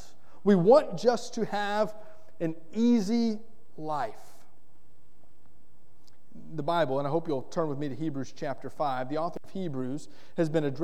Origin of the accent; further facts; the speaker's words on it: Florida, United States; Growing up in Florida, we had lime trees in our yard